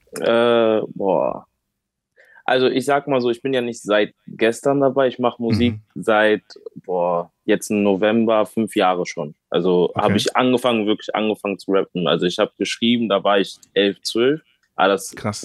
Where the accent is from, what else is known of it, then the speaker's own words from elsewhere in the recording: Bonn, North Rhine-Westphalia, Germany; also born or lived in Rheinbach; ich bin hier geboren, also in Bonn bin ich äh, geboren, bin auch hier okay. aufgewachsen